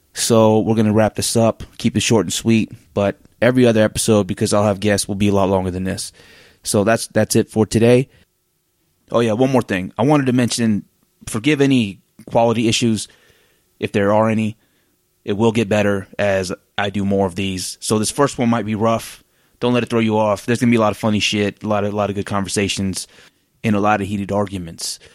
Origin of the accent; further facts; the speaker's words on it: Oregon, United States; now in Salt Lake City, United States; I'm from Oregon.